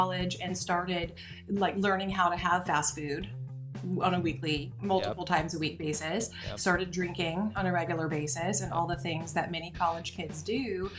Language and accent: English; Forest, Louisiana, United States; I'm from North Louisiana, about as north as it gets.